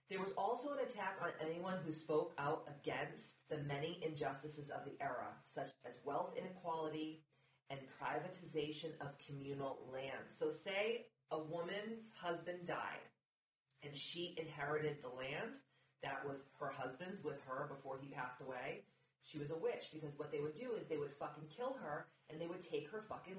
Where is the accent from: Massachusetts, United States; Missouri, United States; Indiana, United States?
Massachusetts, United States; I'm a Mass hole, so I was born and raised in Massachusetts.